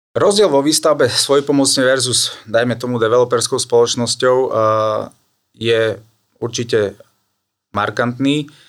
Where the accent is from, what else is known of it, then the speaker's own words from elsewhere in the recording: Trebišov, Košice Region, Slovakia; now in Bratislava, Slovakia; pochádzam z východného Slovenska od Trebišova, ale už dlhé roky, nejakých 16 rokov žijem eh, v Bratislave